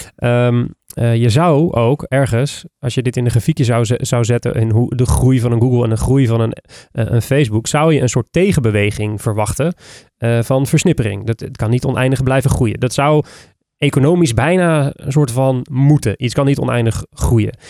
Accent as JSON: {"language": "Dutch", "country": "Netherlands", "said": "ons als Nederlanders"}